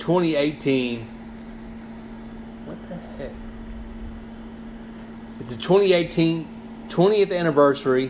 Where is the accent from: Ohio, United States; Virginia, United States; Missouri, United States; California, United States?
Missouri, United States; Sikeston; also born or lived in Mississippi County, Missouri; I'm from Scott County, from the Sykeson area